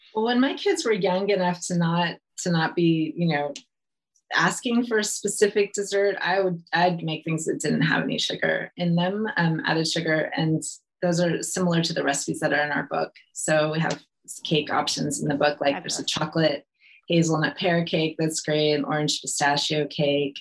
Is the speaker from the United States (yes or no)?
yes; California, United States; moved away as an adult; also born or lived in Italy; I'm from California